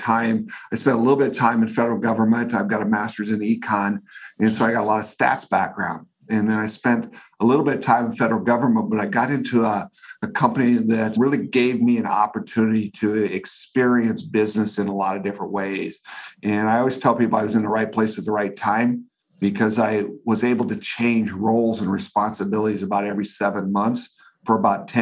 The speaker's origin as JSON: {"language": "English", "region": "Northeast Nebraska", "country": "United States", "tie": "born or raised there", "said": "I grew up in Northeast Nebraska"}